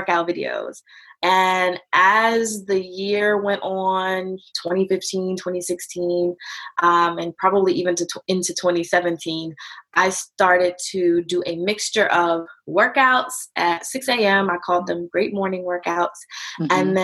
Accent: Virginia, United States; moved away as an adult; now in North Carolina, United States; I'm originally from Virginia

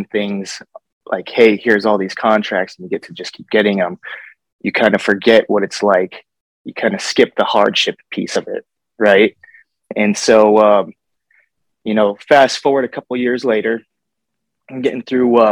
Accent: Bellevue, Colorado, United States; also born or lived in Fort Collins, Colorado; we moved from Fort Collins out to Bellevue. So we went from a small town to like very, very rural small town

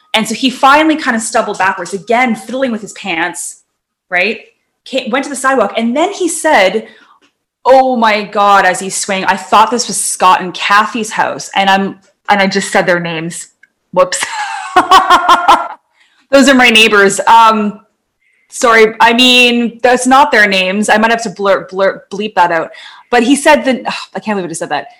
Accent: North Vancouver, British Columbia, Canada; where I grew up in Lynn Valley in North

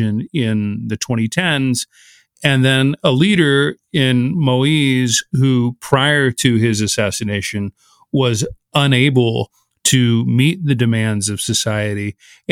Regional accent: Texas, United States; Del Rio, Texas, which is my home state

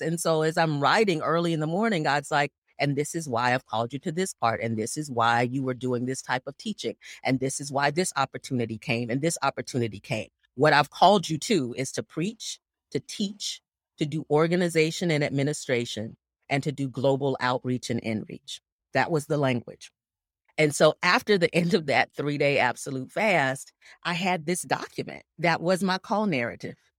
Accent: Gainesville, Florida, United States; I was born and raised in Gainesville, Florida

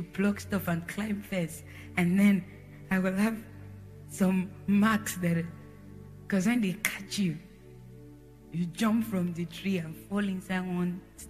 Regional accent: Jos, Plateau, Nigeria; born there; we went from different states in Nigeria. So we were exposed to different places. I was born in Jos, so you understand, we moved.

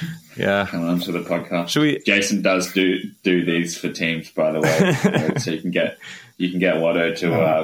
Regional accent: Australia; as an Australian.

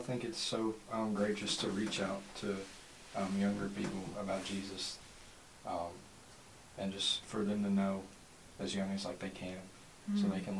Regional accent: Hodgenville, Kentucky, United States; am currently a senior at Luger County High School, and I was born in Hodgenville, Kentucky, and I've lived here all my life

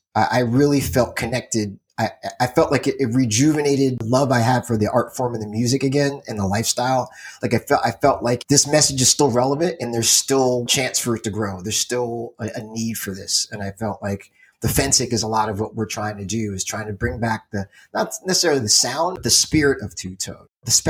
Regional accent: United States; I have no concept of geography because I'm American.

